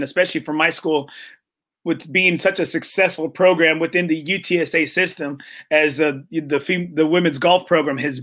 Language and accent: English; Corpus Christi, Texas, United States; I'm from Corpus Christi